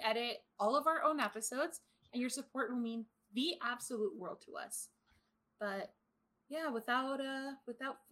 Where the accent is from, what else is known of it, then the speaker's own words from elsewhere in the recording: California, United States; I'm from California